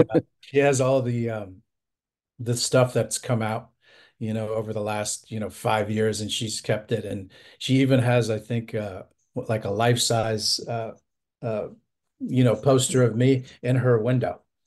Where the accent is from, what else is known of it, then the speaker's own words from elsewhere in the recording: Florida, United States; my home state of Florida